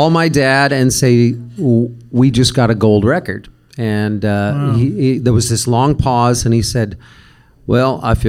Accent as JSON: {"language": "English", "town": "Tempe", "region": "Arizona", "country": "United States", "said": "we're from Tempe, Arizona."}